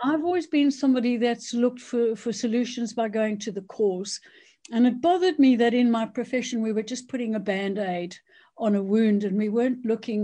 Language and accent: English; South Africa; moved away as an adult; now in United Kingdom; I basically am South African. So I was born in South Africa, went to medical school there